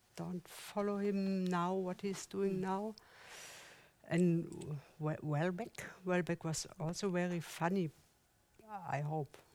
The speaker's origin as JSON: {"language": "English", "region": "East Germany", "country": "Germany", "also_born_or_lived": "Switzerland", "second_language": "English", "moved": "as an adult", "lives_now": "Zurich, Switzerland", "said": "I come from the East Germany"}